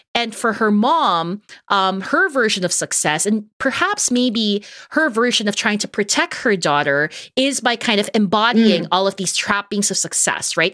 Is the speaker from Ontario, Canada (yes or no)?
yes; Toronto, Ontario, Canada; We're both from Toronto.